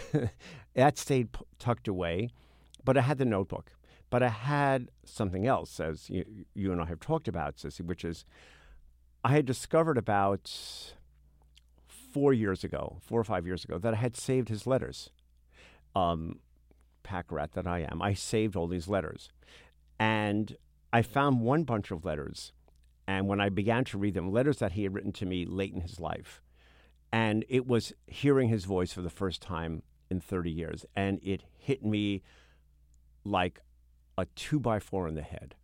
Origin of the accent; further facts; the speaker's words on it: New York City, New York, United States; we grew up in Midwood, a section of Brooklyn